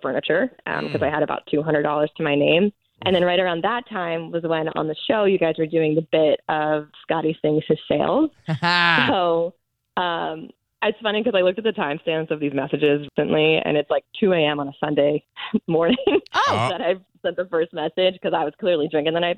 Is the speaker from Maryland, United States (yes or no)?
yes; Maryland, United States; moved away as an adult; also born or lived in Washington, D.C.; now in Tampa, United States; I was born in D.C. and raised in Maryland